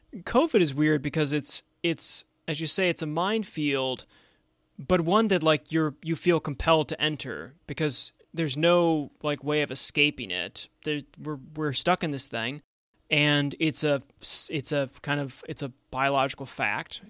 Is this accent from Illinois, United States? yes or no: no; Buffalo, New York, United States; now in Washington, D.C., United States; growing up in Buffalo, New York